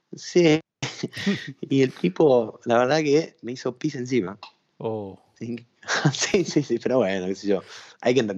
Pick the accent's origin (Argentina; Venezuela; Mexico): Argentina; born there; nací siendo, o sea, nací en Argentina y siendo argentino